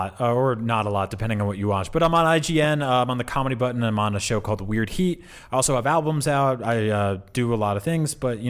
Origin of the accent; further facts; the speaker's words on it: New Jersey, United States; also born or lived in New York; I grew up in New Jersey and then in New York